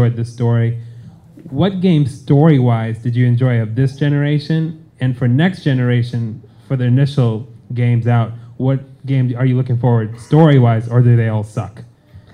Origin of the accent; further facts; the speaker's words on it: Atlanta, Georgia, United States; I'm from Atlanta.